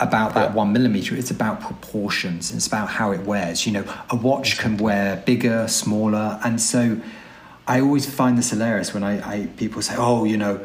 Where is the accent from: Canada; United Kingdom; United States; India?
United Kingdom; London; moved away; I'm a Londoner born and bred. I don't live in London now, but I grew up in London